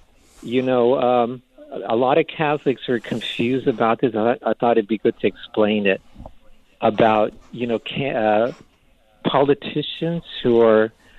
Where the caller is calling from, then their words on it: Palo Alto, California, United States; Yeah, I'm from Palo Alto, St. Thomas Aquinas Parish.